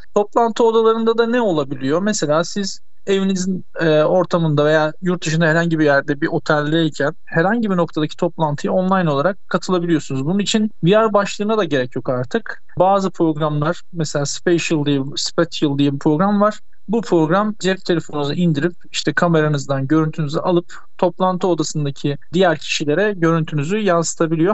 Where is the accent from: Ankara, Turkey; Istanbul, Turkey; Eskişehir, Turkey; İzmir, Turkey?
Istanbul, Turkey; 1981 İstanbul doğumluyum.